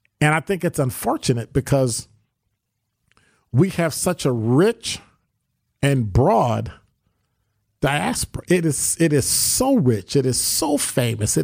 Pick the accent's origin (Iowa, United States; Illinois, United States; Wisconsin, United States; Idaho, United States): Illinois, United States; Chicago; I grew up in Chatham